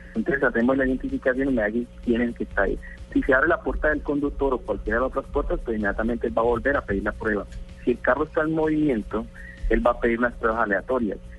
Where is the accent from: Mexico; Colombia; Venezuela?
Colombia; aquí en Colombia, somos colombianos